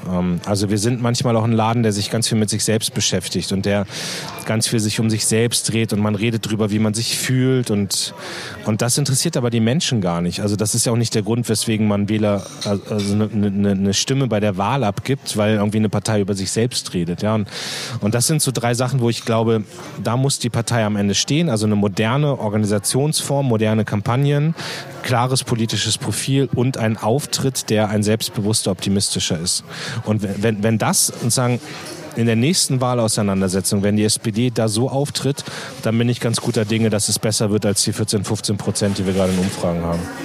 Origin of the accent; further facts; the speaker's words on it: Munster, Lower Saxony, Germany; also born or lived in Hannover; mein Heimatort Munster liegt genau eine Stunde zwischen Hamburg und Hannover